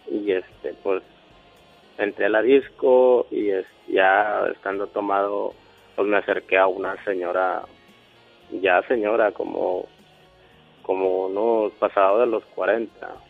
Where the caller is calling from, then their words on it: Piedras Negras, Coahuila, Mexico; Y acá Piedras Negras, Coahuila.